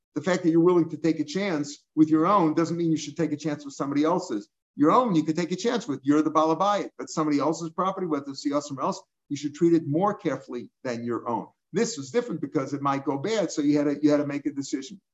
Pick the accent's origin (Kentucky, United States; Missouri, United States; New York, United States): Missouri, United States; I'm from Missouri